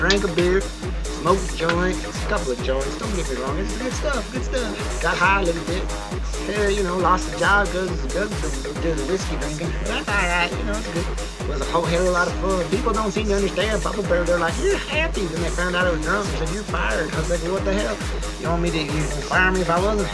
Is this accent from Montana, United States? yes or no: yes; Butte, Montana, United States; moved away; my hometown of Butte, Montana